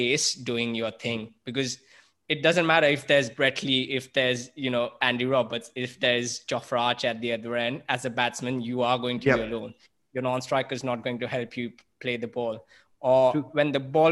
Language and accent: English; Mumbai, Maharashtra, India; Growing up in Mumbai